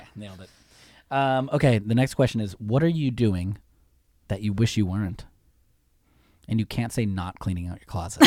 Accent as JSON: {"language": "English", "area": "the Bay Area", "region": "California", "country": "United States", "said": "I'm from the Bay"}